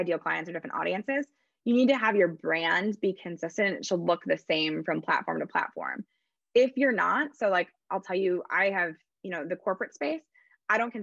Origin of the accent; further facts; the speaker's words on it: Midwest, United States; I'm from the Midwest